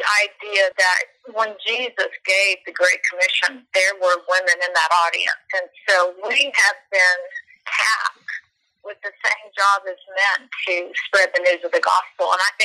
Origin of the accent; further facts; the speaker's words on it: Missouri, United States; moved away as an adult; also born or lived in Denver, Colorado; We're from Missouri, and God gave us a great life together. And at one point in our ministry, we left our home in the St. Louis area and moved to Denver in 1991 with small kids.